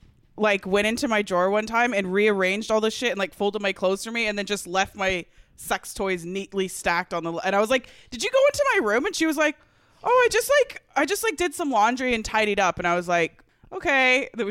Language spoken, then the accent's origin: English; Canada; just because we're Canadian doesn't mean that we like